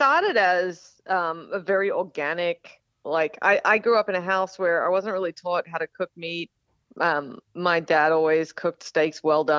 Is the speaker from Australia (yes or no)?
yes; Australia; accent: Australian; now in United States; Yeah, I live in Texas, so we're a state unto ourselves, but I grew up in Australia. I only moved 7 years ago, so it's predominantly Australian accent, but then there's, you know, so like y'all has definitely crept in there